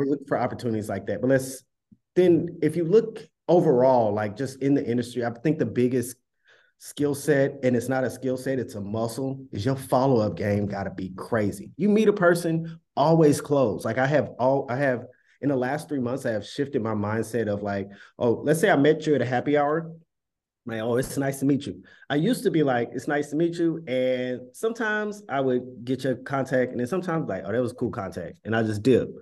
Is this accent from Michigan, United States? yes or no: no; Dallas, Texas, United States; moved away as an adult; now in Brooklyn, United States; originally from Dallas, but I stay in Bed-Stuy